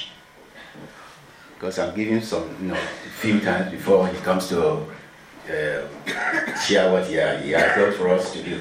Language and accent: English; Nigeria; moved away; I'm from Nigeria